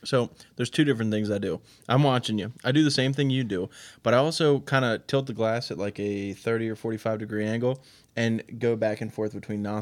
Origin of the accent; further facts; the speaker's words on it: Baltimore County, Maryland, United States; moved away as an adult; also born or lived in Pennsylvania; now in West Virginia, United States; I am a Baltimore County, Maryland, born and raised up in the middle of the nowhere